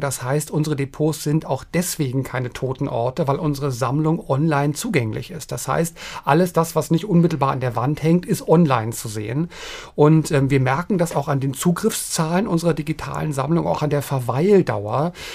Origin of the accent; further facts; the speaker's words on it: Berlin, Germany; moved away; ich bin ja in West-Berlin groß geworden